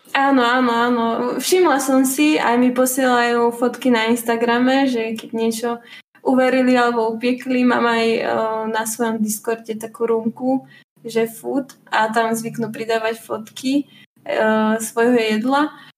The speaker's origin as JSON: {"language": "Slovak", "area": "Nové Zámky area", "region": "Nitra Region", "country": "Slovakia", "also_born_or_lived": "Bratislava", "said": "pochádzam uh, z Nových zámkov teda z okolia Nových zámkov, z dediny"}